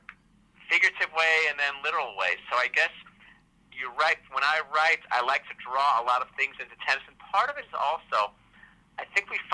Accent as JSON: {"language": "English", "region": "Southern California", "country": "United States", "tie": "born or raised there", "said": "I grew up playing tennis in Southern California in the 70s"}